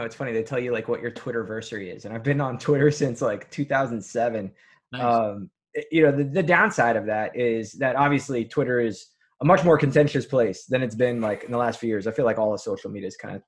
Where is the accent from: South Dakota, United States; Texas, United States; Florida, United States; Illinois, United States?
Florida, United States; Miami; also born or lived in Kentucky; I'm from, born and raised in Miami, Florida, and I still have the privilege of serving the community that I love so much